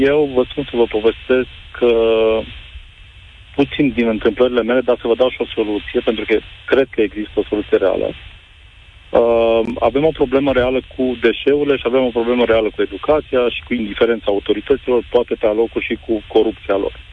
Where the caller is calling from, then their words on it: Timișoara, Timiș County, Romania; Domnilor, bună ziua, vă sunt din Timișoara.